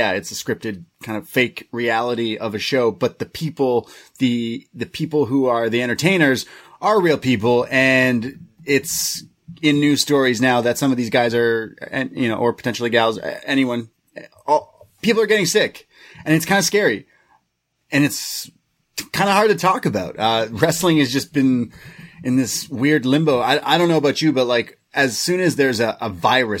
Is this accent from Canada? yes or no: yes; Canada; I'm Canadian